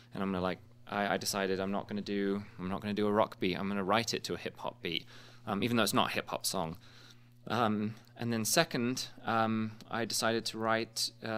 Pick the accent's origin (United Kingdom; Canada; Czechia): United Kingdom; England; now in United States; both in my home country of England and here in the States right now.